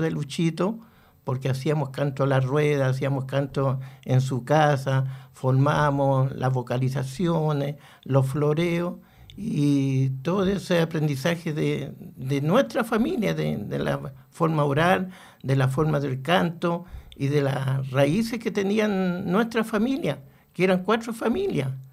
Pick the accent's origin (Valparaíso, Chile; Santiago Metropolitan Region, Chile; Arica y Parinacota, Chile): Santiago Metropolitan Region, Chile; Santiago; tenía como 11 años en el barrio Matadero